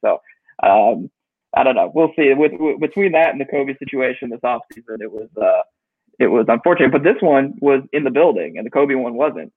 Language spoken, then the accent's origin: English; Chicago, Illinois, United States; growing up in Chicago, always a fan